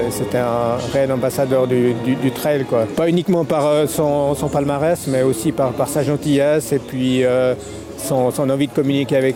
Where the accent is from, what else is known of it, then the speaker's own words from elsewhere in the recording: Nepal; Je viens du Népal depuis euh, à peu près 27 ans. Ça fait un petit moment que je suis entre les Suisses, France, Népal.